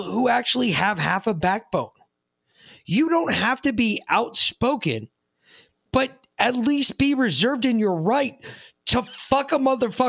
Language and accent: English; New York City, New York, United States; I grew up on the East Coast. I grew up on exactly the opposite coast in New York City. And I did not grow up with this. This is the way I talk now is the same way I talked when I was a kid